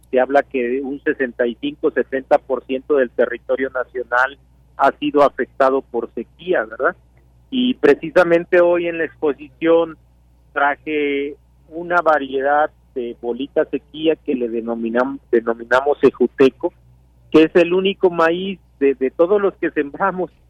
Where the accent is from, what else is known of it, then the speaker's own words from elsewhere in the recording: Mexico; como mexicanos es la base de nuestra alimentación